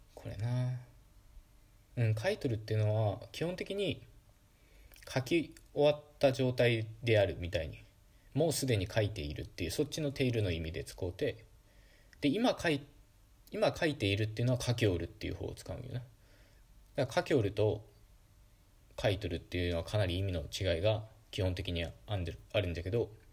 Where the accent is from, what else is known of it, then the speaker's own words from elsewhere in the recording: Okayama, Japan; accent: Okayama dialect; first language Okayama dialect of Japanese; Japanese is a second language; moved away as an adult; now in Tokyo, Japan; 僕は母語は岡山弁で、標準語はいわば第二言語なので